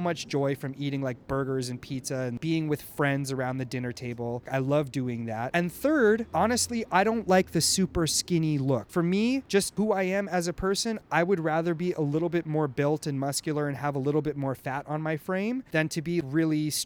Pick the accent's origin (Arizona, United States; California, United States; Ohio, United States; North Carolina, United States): California, United States; Los Angeles; I'm from Los Angeles